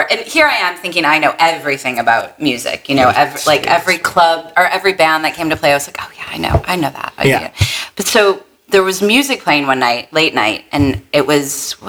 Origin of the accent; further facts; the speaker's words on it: Detroit, Michigan, United States; moved away as an adult; now in New York, United States; I'm originally from Detroit.